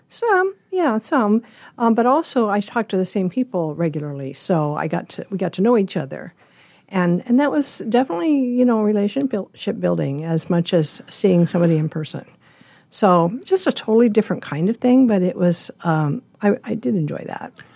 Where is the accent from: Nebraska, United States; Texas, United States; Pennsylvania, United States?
Nebraska, United States; Lincoln; moved away as an adult; also born or lived in Colorado Springs / San Diego / Northern California; now in Omaha, United States; My parents moved to Lincoln when I was a baby, and I was raised there